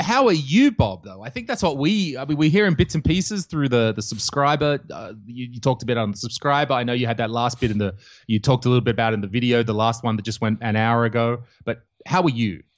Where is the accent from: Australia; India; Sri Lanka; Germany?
Australia; moved away as an adult; now in Estonia; I'm Australian and, uh, I grew up in Australia, but, uh, when I was about twenty-six, I decided to travel the world